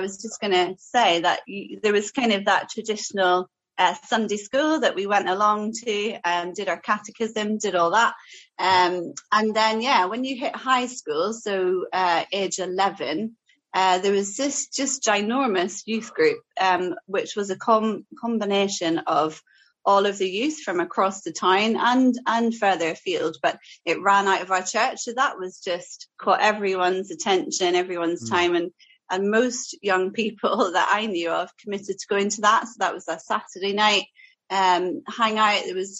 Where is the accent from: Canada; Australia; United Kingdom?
United Kingdom; Portadown, Northern Ireland; also born or lived in Aberdeen; now in Tiverton, United Kingdom; I you probably can't tell now, but I did grow up in Northern Ireland, in a town called Portadown, which is about 30 miles south of Belfast. So I am Northern Irish, I grew up there, lived there most, if not all, of my childhood. I am the youngest of three.